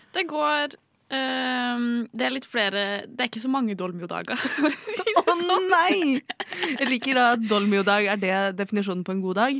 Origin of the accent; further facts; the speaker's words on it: Trondheim, Trøndelag, Norway; jeg er fra Trondheim.